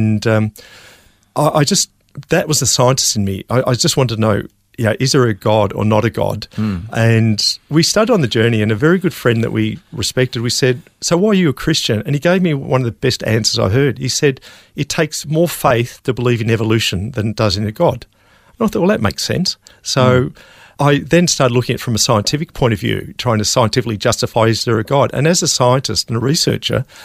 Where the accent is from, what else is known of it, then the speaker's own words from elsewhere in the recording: Melbourne, Victoria, Australia; also born or lived in Norway; I was born and raised in Melbourne